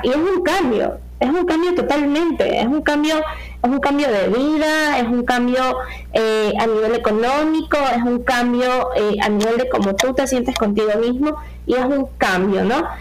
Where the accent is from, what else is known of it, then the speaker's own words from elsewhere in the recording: Ecuador; como sociedad ecuatoriana